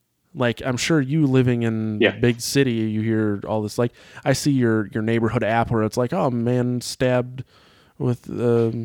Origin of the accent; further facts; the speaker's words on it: Sheboygan, Wisconsin, United States; in Sheboygan where I grew up